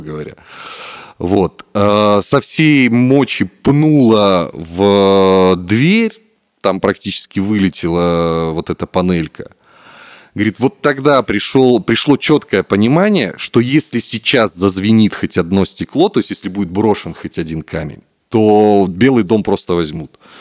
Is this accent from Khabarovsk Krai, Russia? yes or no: yes; Khabarovsk, Khabarovsk Krai, Russia; moved away as an adult; now in Armenia; Я сам из Хабаровска, это Дальний Восток